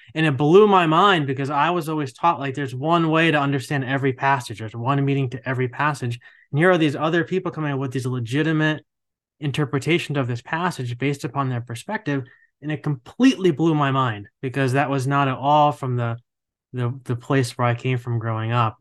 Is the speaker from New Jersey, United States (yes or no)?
yes; New Jersey, United States; now in Charlotte, United States; I grew up in New Jersey and, like, right outside of New York City